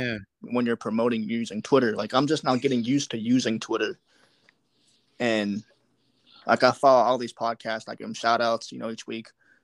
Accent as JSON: {"language": "English", "town": "Pittsburgh", "region": "Pennsylvania", "country": "United States", "said": "I'm from Pittsburgh, man."}